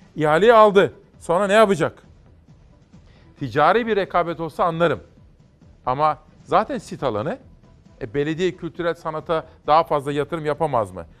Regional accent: Simav, Kütahya, Turkey; doğup büyüdüm Simav'da

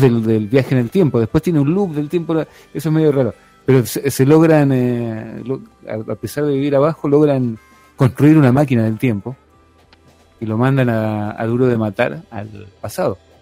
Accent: Argentina

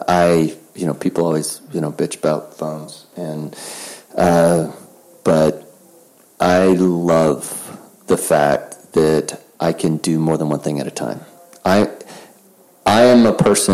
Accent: the South, United States; I'm from the South

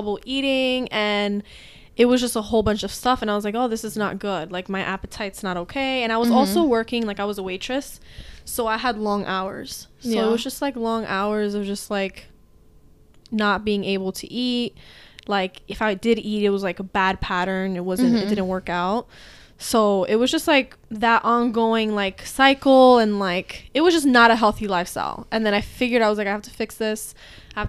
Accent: Hudson County, New Jersey, United States; I'm from Hudson County. I grew up in this area.

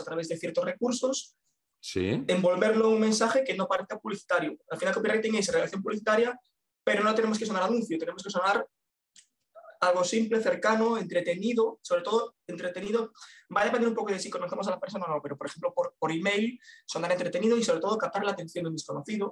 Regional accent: A Coruña, Galicia, Spain; soy de La Coruña, ya veremos si me muevo

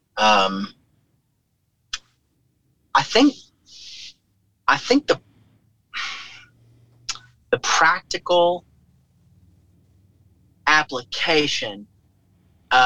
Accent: St. Louis, Missouri, United States; Washington University here in my hometown

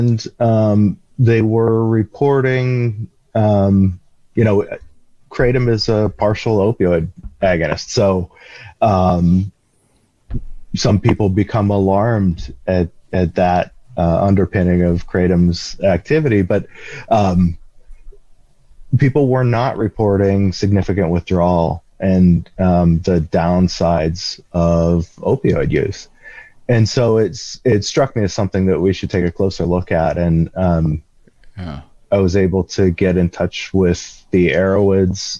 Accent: Western Pennsylvania, United States; I'm from Western Pennsylvania

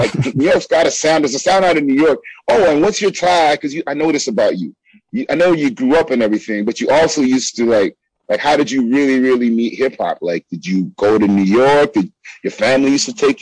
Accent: Toronto, Ontario, Canada

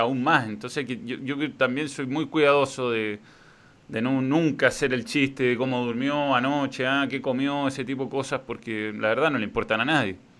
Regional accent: Chile; nosotros como chilenos

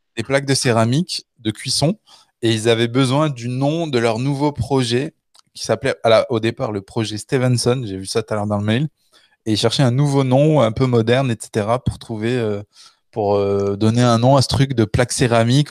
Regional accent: Le Puy-en-Velay, Auvergne-Rhône-Alpes, France; also born or lived in Canada; now in Paris, France; on est de, du Puy-en-Velay.

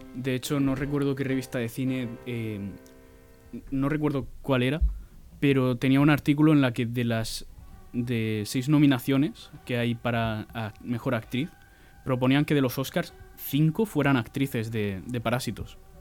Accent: Region of Murcia, Spain; tú y yo no solo somos españoles, además somos murcianos.

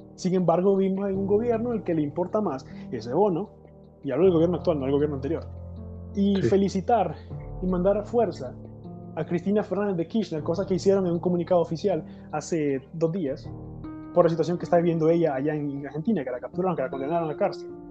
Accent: Honduras; como hondureño

